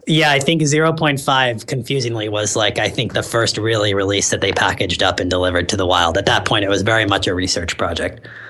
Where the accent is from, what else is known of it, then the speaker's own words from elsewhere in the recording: San Francisco, California, United States; moved away as an adult; I'm actually from San Francisco originally